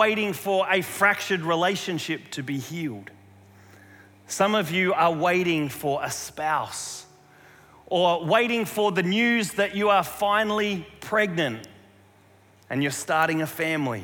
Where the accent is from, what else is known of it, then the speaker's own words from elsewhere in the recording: South Australia, Australia; moved away; near where we grew up in South Australia